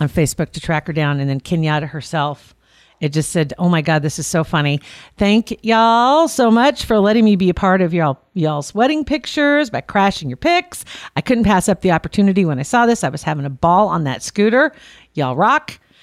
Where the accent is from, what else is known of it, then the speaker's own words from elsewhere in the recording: Ashland, Nebraska, United States; I grew up in Ashland